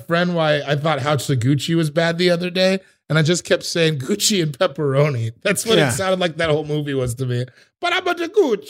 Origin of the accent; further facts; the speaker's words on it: the West, United States; I'm from the West. I'm from Godfather's, Round Table, Domino's, where I'm from.